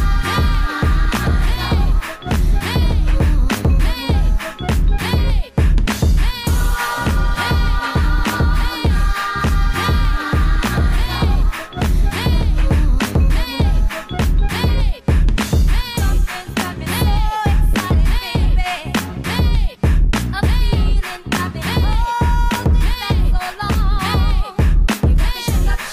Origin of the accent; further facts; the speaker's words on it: New York City, New York, United States; I'm from Harlem, bro. I heard we got rezoned. I'm uptown